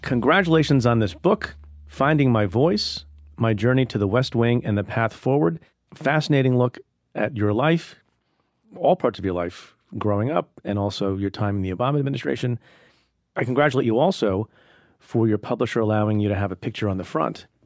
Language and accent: English; India; now in United States; I was born in India